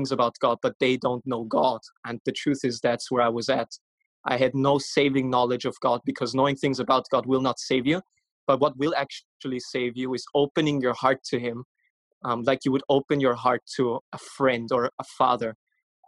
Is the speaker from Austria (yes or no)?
yes; Vienna, Austria; I'm from Vienna, Austria. I was born and raised there.